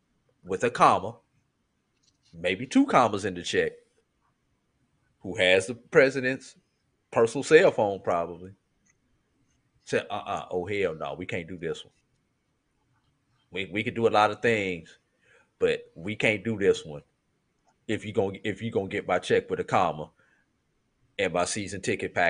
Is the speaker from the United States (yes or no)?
yes; St. Louis, Missouri, United States; moved away; also born or lived in Tallahassee, Florida / Tuskegee, Alabama; I grew up in St. Louis and there was certain words, certain language that was used up there